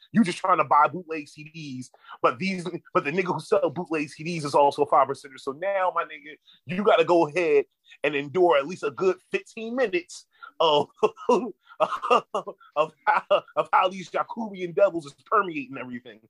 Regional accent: Philadelphia, Pennsylvania, United States; moved away; I'm from Philly, my nigga. So I've been growing up about around mad, mad Muslim niggas

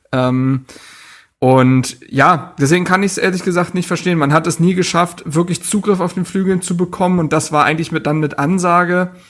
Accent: Frankfurt, Hesse, Germany; wo ich als Frankfurter sagen würde, kann man besser verteidigen

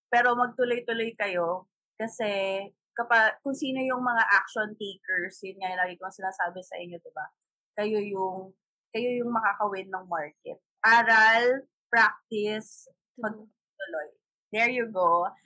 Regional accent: Leyte, Eastern Visayas, Philippines; now in Manila, Philippines; I'm from Leyte. Ooh. Pero, kasi, pero dito na ako sa Manila nagstay.

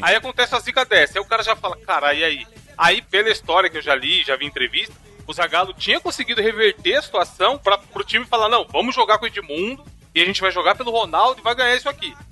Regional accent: Brazil; a gente é brasileiro

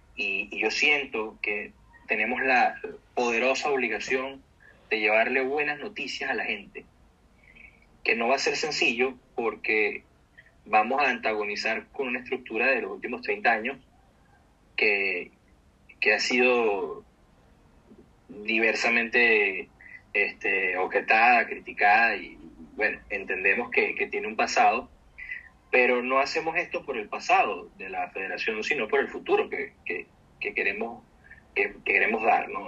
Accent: Venezuela; yo creo en mi país, yo creo en la gente de mi país

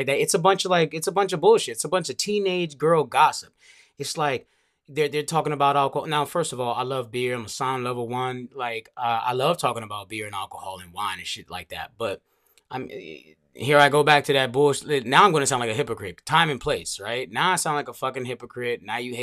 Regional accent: Montgomery County, Maryland, United States; also born or lived in Langley Park, Maryland; I'm from Montgomery County, bro. Pretty much born and raised for as long as I can remember.

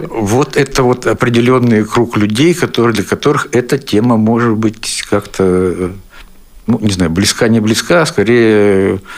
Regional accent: Siberia, Russia; Сибиряк тоже. Я сибиряк.

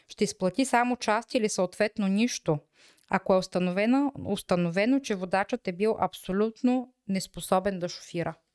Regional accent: Bulgaria

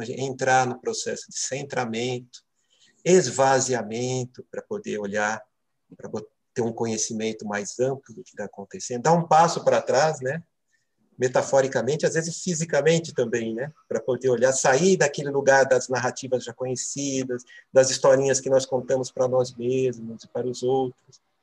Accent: Santo André, São Paulo, Brazil; moved away as an adult; now in Brasília, Brazil; sou paulista de nascimento, morei é, em São Paulo é, a maior parte da minha vida, estou em Brasília há 13 para 14 anos

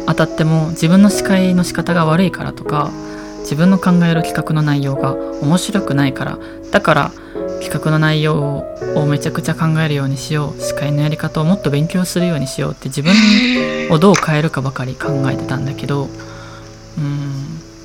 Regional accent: Kansai, Japan; accent: Kansai dialect; 関西弁出ちゃったけど

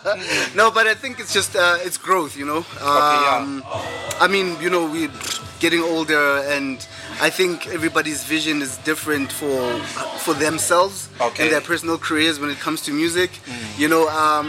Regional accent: East Rand, Gauteng, South Africa

